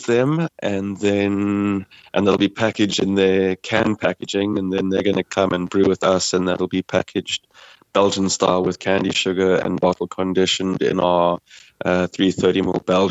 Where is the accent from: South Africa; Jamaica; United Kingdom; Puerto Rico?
South Africa; moved away as an adult; now in Mayo, Ireland; I get asked about my accent all the time, and they're very, very interested in where I come from